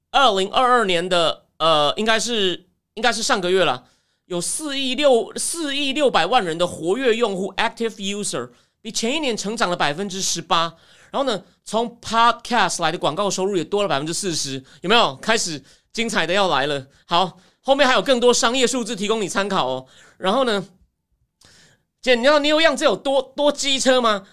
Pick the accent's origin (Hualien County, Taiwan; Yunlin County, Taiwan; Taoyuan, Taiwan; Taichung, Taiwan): Taichung, Taiwan; now in Taipei, Taiwan; 我是台中长大的